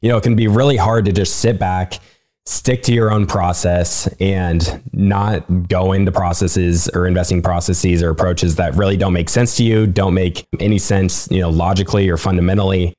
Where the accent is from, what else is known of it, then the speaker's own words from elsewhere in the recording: Nebraska, United States; I'm from Nebraska